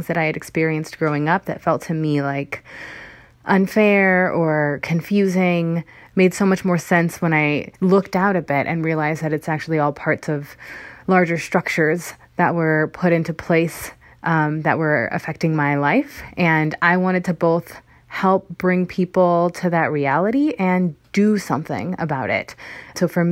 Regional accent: Hemet, California, United States; also born or lived in Berkeley, California; I grew up in Hemet, which is in Riverside County

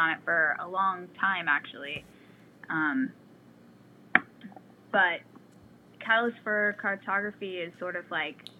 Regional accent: Des Moines, Iowa, United States; moved away as an adult; also born or lived in Baltimore area, Maryland; now in Maryland, United States; The first year I moved here, I'm from Des Moines, Iowa, and first year I moved here

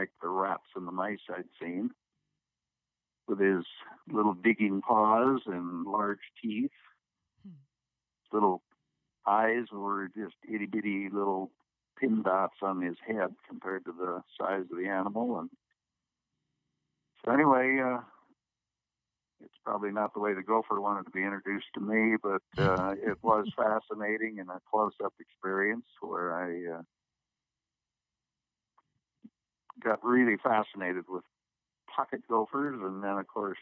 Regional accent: Garner, Iowa, United States; Growing up in Iowa as a boy and living on the edge of Garner, Iowa, we had 20 acres

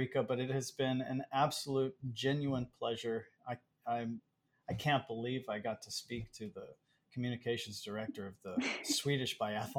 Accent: Texas, United States; moved away; also born or lived in Hawaii; I'm from Texas.

